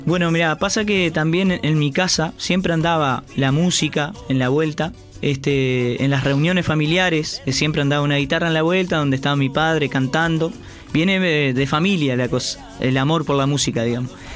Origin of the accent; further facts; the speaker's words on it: Uruguay; somos, somos uruguayos